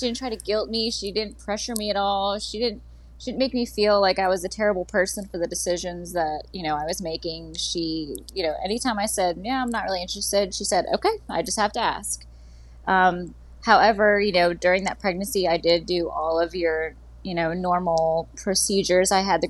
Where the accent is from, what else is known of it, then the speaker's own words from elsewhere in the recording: Pennsylvania, United States; also born or lived in Florida / Mississippi / Louisiana; let's see, I was born in Pennsylvania, raised there for a few years. I lived in Florida, Mississippi, Louisiana.